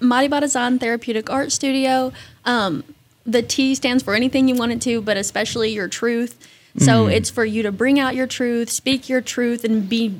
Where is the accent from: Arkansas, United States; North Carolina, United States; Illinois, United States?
Arkansas, United States; Heber Springs; moved away as an adult; now in Northwest Arkansas, United States; I'm actually from Heber Springs, Arkansas.